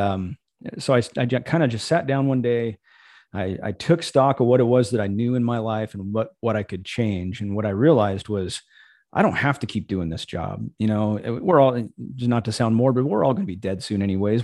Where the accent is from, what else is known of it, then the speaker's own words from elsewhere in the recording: Missouri, United States; moved away; I grew up in Missouri